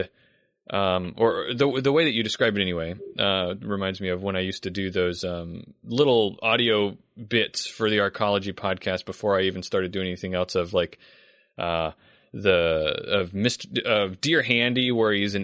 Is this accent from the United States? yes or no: yes; Charleston, South Carolina, United States; also born or lived in Columbia, South Carolina; I'm from Charleston, which is actually where I grew up in Charleston.